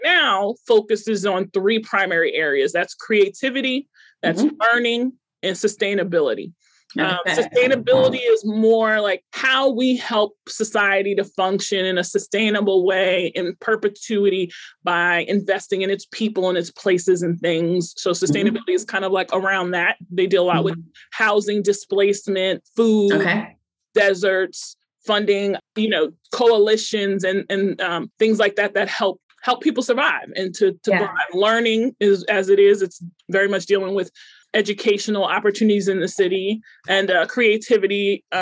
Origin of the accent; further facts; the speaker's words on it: Long Island, New York, United States; moved away as an adult; now in Pittsburgh, United States; I'm from Long Island. I moved to Pittsburgh in 2010 to work at the August Wilson Center.